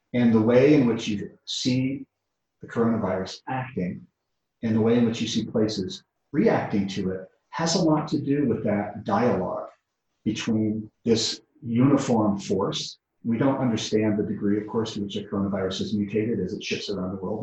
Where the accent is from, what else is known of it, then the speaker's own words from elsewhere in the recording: Connecticut, United States; moved away; I grew up in New England, in the northeast of the United States, and in uh, the state of Connecticut